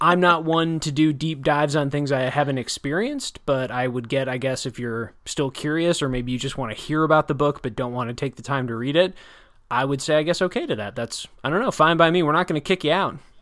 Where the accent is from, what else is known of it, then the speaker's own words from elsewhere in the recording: Janesville, Wisconsin, United States; moved away as an adult; also born or lived in New Jersey; my hometown. So I grew up in Janesville from about I think from about kindergarten